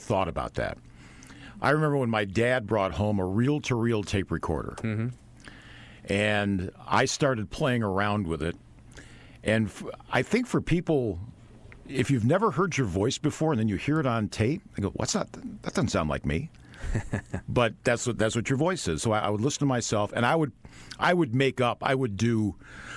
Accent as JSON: {"language": "English", "town": "Tonawanda", "region": "New York", "country": "United States", "tie": "born or raised there", "said": "I grew up outside Buffalo, New York, a city called Tonawanda"}